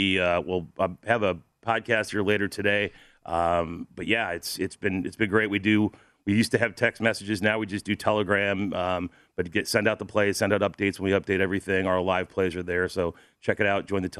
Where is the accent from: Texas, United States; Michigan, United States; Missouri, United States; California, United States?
Missouri, United States; St. Louis; I'm from St. Louis.